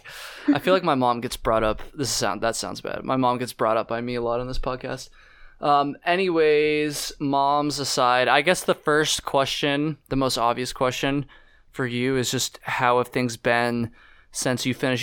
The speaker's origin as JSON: {"language": "English", "region": "Vermont", "country": "United States", "said": "I'm from Vermont"}